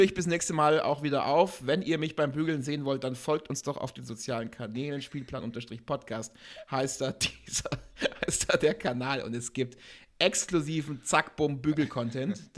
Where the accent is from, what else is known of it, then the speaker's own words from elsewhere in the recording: Augsburg, Bavaria, Germany; hier in Augsburg, meine Heimatstadt